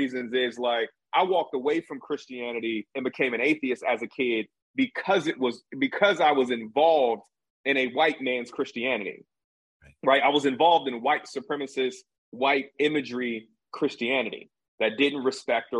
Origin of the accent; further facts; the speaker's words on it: Jamaica; also born or lived in Denver; I'm Jamaican